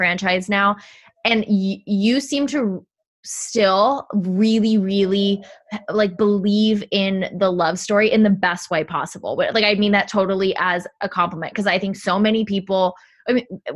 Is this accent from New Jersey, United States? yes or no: yes; New Jersey, United States; now in Los Angeles, United States; I grew up on the East, I'm from New Jersey